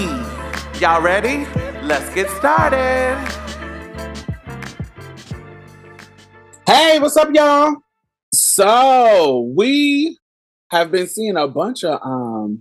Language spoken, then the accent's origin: English; Houston, Texas, United States; I'm from Houston.